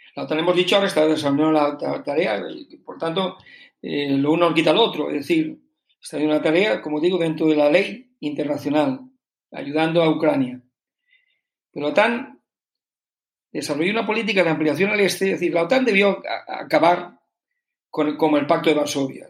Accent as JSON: {"language": "Spanish", "country": "Spain", "said": "como ciudadano español"}